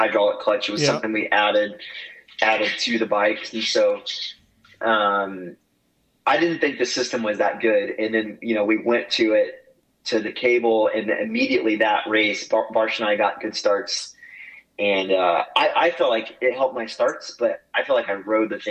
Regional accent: Oklahoma, United States; born or raised there

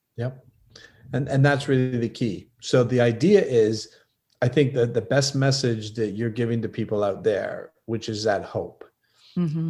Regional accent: Canada; I'm from Canada

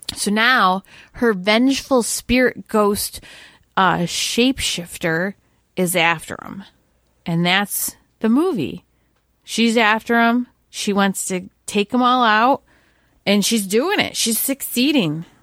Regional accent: New York, United States; my home state of New York

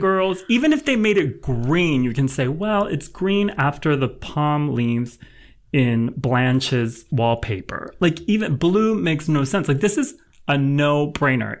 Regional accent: Los Angeles, California, United States; I'm from L

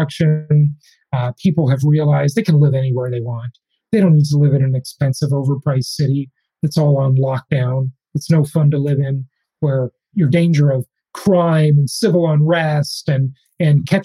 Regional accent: Los Angeles, California, United States; moved away; One of them is my hometown. It's number one, Los Angeles, California. I grew up

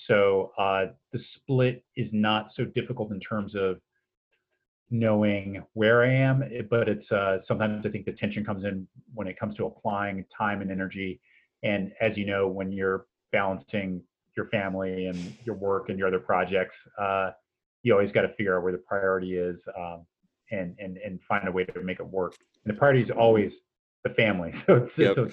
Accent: East Coast, United States; also born or lived in San Francisco Bay Area; now in Iowa City, United States; I'm a citizen of Iowa City. I've been here for just about 15 years now, and uh, I'm originally from the East Coast and spent some time on the West Coast in the San Francisco Bay Area

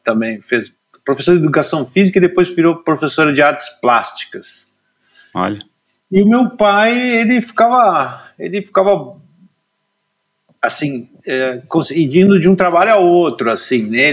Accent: Cachoeira do Sul, Rio Grande do Sul, Brazil; Eu nasci em Cachoeira do Sul, no interior, bem no centro do Rio Grande do Sul

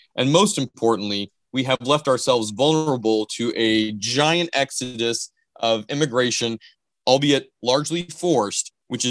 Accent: Iowa, United States; my home state of Iowa

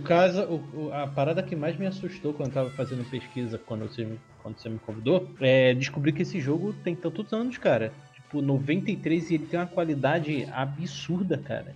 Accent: Rio de Janeiro, Brazil; now in São Paulo, Brazil; hoje em dia eu moro em São Paulo, mas eu sou original do Rio de Janeiro e eu morava em Marechal Hermes

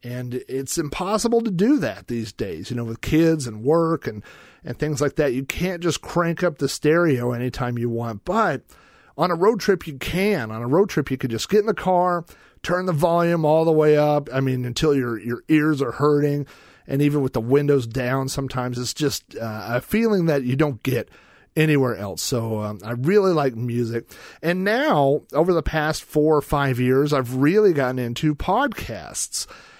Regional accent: Oklahoma, United States; So that's why I was born in Oklahoma

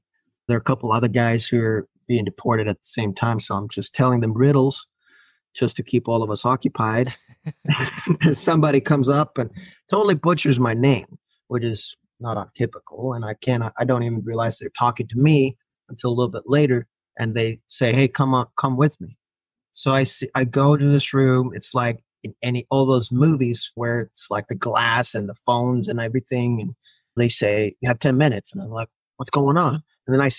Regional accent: Finland; first language Finnish; English is a second language; moved away as an adult; now in Los Angeles, United States; Finnish, which is my first language

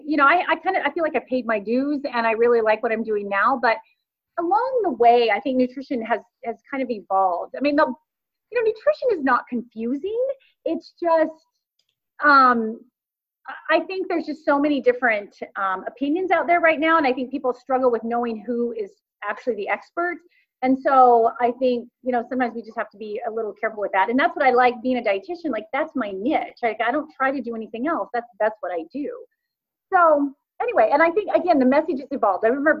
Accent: Kansas, United States; I grew up in Kansas on a farm

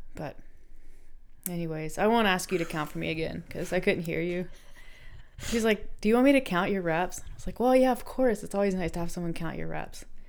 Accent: North Carolina, United States; I grew up in North Carolina.

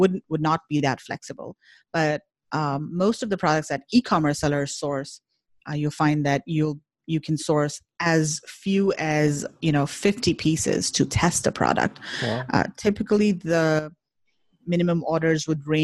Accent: North India, India; English is a second language; I'm from North India and I speak a different language

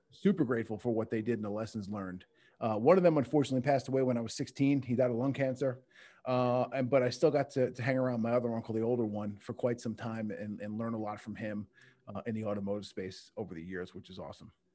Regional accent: Long Island, New York, United States; I, I grew up in, uh, Long Island, New York

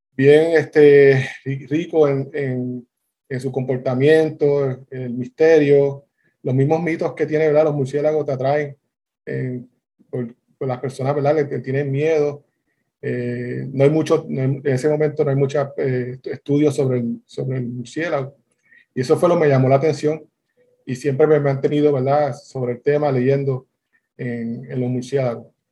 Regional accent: Bayamón, Puerto Rico; yo soy de Bayamón, Bayamón, Puerto Rico

